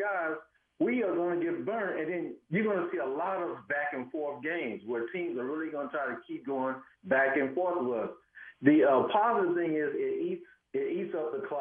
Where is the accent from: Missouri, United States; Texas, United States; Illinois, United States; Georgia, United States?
Missouri, United States; Kansas City; moved away as an adult; now in Charlotte, United States; I'm born and raised in Kansas City